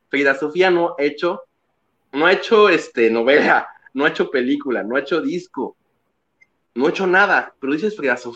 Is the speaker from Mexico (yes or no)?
yes; Mexico; lo llevamos en la sangre como mexicanos